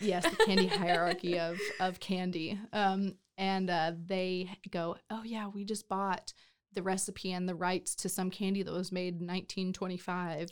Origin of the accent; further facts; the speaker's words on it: McKinney, Texas, United States; moved away as an adult; also born or lived in Los Angeles / Nashville / Detroit; now in Waco, United States; grew up in McKinney